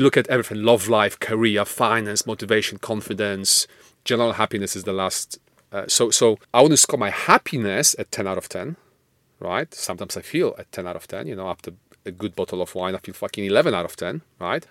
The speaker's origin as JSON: {"language": "English", "country": "Poland", "moved": "yes", "said": "I'm Polish, not Russian"}